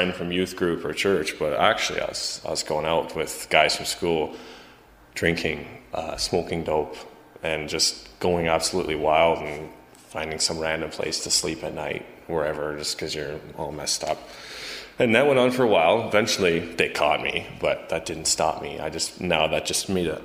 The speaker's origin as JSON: {"language": "English", "town": "Calgary", "region": "Alberta", "country": "Canada", "also_born_or_lived": "Chilliwack, British Columbia", "said": "I'm born in Chilliwack, BC, but I come from Calgary, Alberta."}